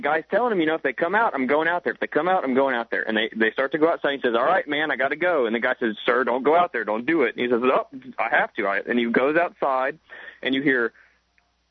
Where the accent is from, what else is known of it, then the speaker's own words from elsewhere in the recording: Houston, Texas, United States; now in Austin, United States; I live in Austin. I'm from Houston